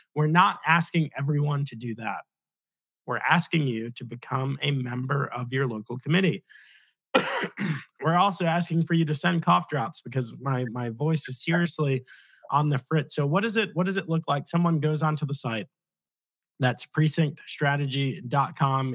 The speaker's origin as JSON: {"language": "English", "region": "Virginia", "country": "United States", "also_born_or_lived": "Oklahoma / Maryland", "said": "I'm, I'm actually from Virginia, but I went, uh, I served in Oklahoma"}